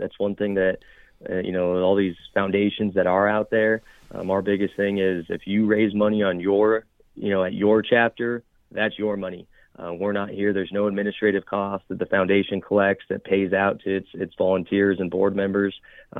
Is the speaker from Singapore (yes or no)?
no; Nevada, United States; Chukar hunting is just something I was raised around in Northern Nevada. I'm grateful for my father to get me involved.